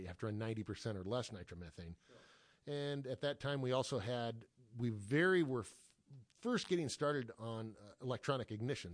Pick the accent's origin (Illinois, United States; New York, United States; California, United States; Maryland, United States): California, United States; Los Angeles; I grew up here in Los Angeles area